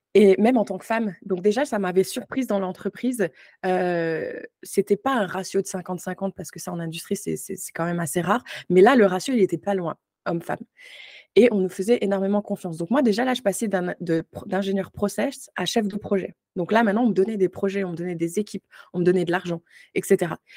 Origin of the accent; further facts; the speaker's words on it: Moselle, Grand Est, France; moved away as an adult; also born or lived in Ontario, Canada; now in Canada; à la base, je viens de la Moselle